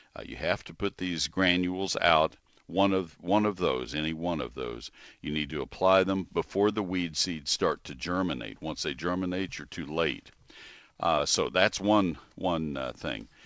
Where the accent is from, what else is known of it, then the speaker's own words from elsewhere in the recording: College Station, Texas, United States; I grew up in College Station, and I made a, a living as a high school kid